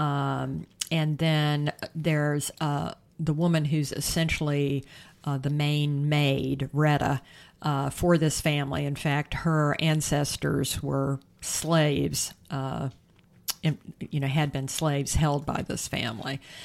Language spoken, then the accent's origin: English; the South, United States; my home state